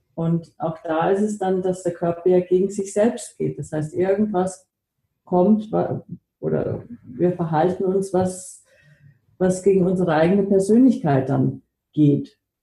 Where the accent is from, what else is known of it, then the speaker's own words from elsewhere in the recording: Germany; also born or lived in United States; now in Austria; Ich bin in den USA geboren, in Deutschland aufgewachsen, lebe jetzt in Österreich.